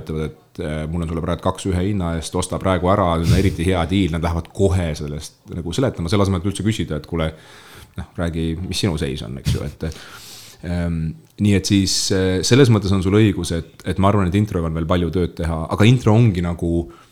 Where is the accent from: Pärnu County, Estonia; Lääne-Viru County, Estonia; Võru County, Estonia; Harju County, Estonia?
Lääne-Viru County, Estonia; moved away as an adult; also born or lived in Tartu; ma olen Lääne-Virust pärit maapoiss